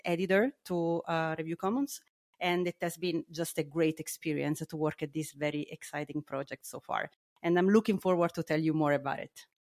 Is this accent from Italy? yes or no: yes; Naples, Campania, Italy; English is a second language; moved away as an adult; now in Heidelberg, Germany; I am originally from Italy, as you might hear, and I studied in Naples, uh, my hometown, and then, uh, I, um, I moved to, uh, to Heidelberg for, for my postdoc.